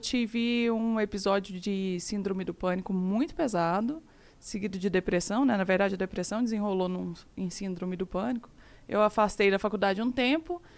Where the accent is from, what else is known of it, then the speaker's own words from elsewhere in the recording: Araxá, Minas Gerais, Brazil; moved away as an adult; also born or lived in Canada; now in Uberlândia, Brazil; Eu sou de Araxá, uma cidade muito pequena